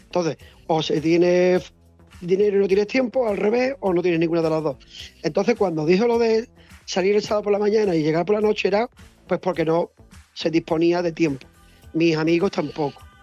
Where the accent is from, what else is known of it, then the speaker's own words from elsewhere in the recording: Andalusia, Spain; also born or lived in Sanabria; now in Seville, Spain; como buen andaluz